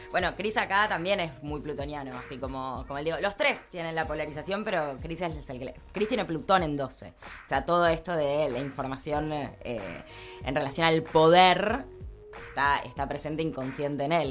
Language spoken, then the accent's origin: Spanish; Argentina